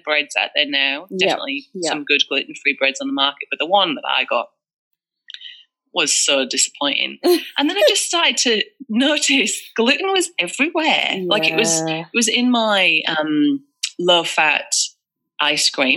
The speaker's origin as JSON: {"language": "English", "region": "England", "country": "United Kingdom", "moved": "as an adult", "lives_now": "Australia", "said": "And you can probably tell from my accent, I'm not from Australia. I'm from England."}